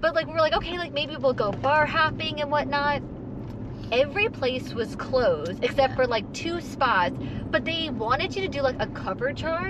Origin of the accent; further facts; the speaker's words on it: New York, United States; also born or lived in Long Island; as a New Yorker, I feel very spoiled with the food that we get.